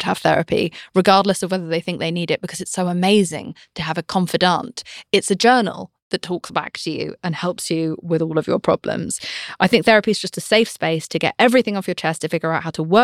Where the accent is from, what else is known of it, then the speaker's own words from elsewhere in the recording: United Kingdom; I'm British